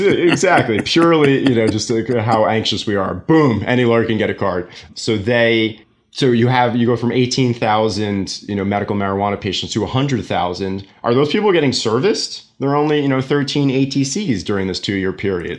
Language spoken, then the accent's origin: English; New York City, New York, United States; moved away as an adult; also born or lived in Jersey City, New Jersey; now in New Jersey, United States; I'm born and raised in New York, Staten Island